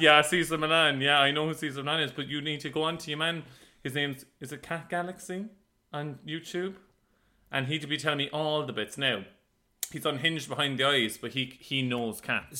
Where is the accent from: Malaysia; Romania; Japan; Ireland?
Ireland; Cork, Munster; moved away as an adult; now in London, United Kingdom; we're just from Cork